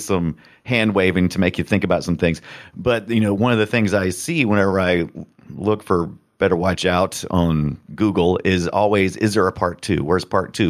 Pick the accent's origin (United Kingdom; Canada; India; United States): United States; I'm American